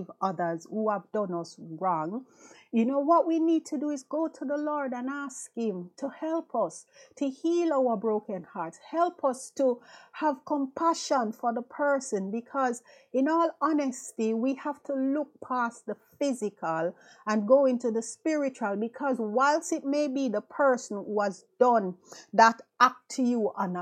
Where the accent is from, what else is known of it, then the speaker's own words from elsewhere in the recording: Jamaica; moved away as an adult; now in London, United Kingdom; We went to high school together, you know, back home in Jamaica, because I'm from Jamaica.